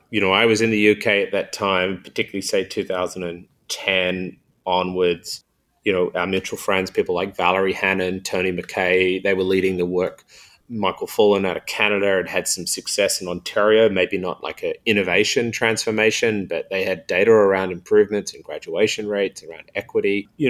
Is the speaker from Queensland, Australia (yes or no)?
no; New South Wales, Australia; But say in my home state of New South Wales here in Australia, we have 2,200 schools.